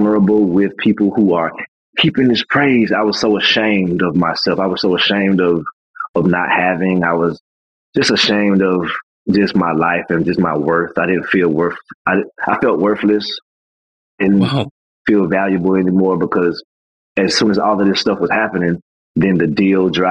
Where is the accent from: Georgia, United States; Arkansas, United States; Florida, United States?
Georgia, United States; Atlanta; my hometown people was hitting me up. People in Atlanta was hitting me up